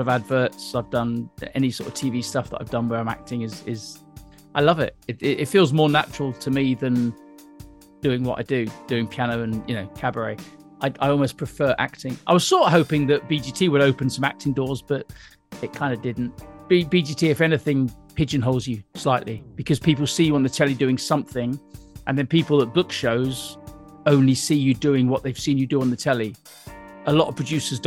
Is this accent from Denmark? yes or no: no; Weymouth, South West England, United Kingdom; moved away; also born or lived in Suffolk; I was born in Weymouth. I was born right down there